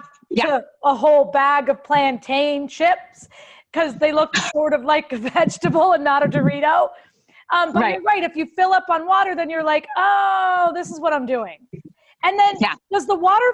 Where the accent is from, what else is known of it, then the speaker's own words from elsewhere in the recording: United States; we're American